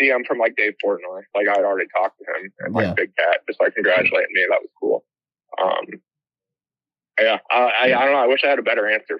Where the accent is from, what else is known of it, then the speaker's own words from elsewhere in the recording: Bowling Green, Ohio, United States; moved away as an adult; now in New York, United States; We grew up in Bowling Green too